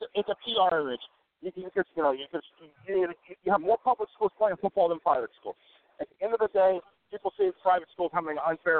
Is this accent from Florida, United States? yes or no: yes; Clay County, Florida, United States; I'm from Clay County.